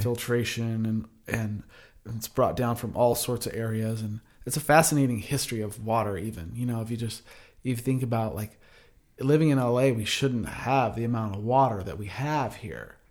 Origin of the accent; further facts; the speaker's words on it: Ventura, California, United States; I grew up in Ventura, California, surfing